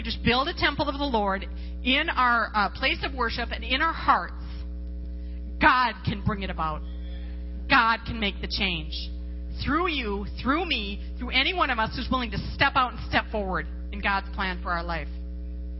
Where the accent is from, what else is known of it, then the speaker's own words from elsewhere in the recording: Las Vegas, Nevada, United States; I come from Las Vegas.